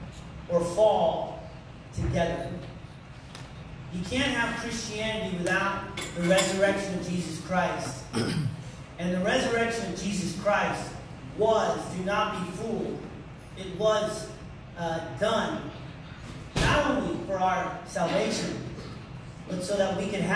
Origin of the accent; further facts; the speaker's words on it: United States; I'm an American